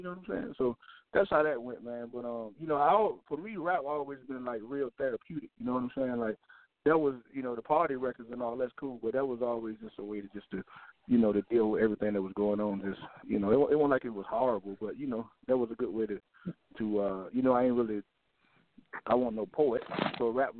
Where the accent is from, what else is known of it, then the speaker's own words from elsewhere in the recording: Norfolk, Virginia, United States; Yeah, I mean, Virginia, man, I don't know if you're familiar with it or not, but it's, you know, it's like any other hood.